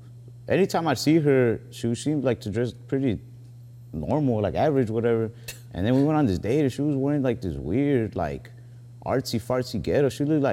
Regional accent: Texas, United States; I'm from Texas.

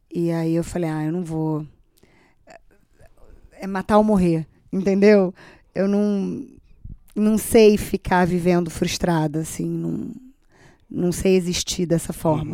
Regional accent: Brazil; eu sou brasileira, moro no Brasil

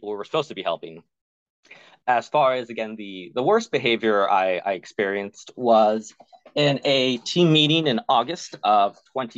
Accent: the South, United States; growing up in the South as a queer person

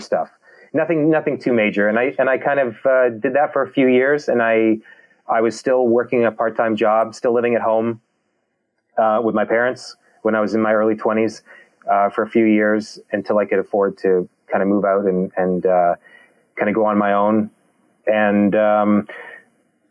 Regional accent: Canada

